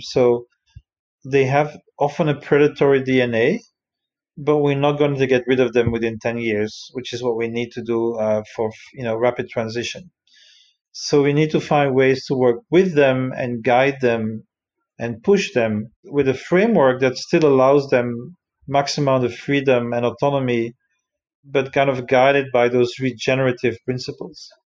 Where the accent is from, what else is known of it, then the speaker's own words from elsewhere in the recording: Brussels, Brussels-Capital Region, Belgium; moved away; I come originally from Brussels